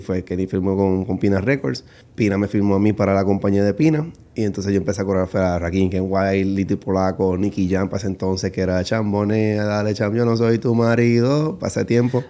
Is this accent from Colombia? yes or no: no; Puerto Rico; now in United States; nací en Puerto Rico y empecé a bailar a los 17 años